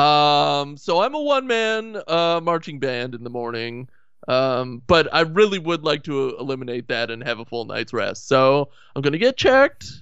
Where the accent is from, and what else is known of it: Canada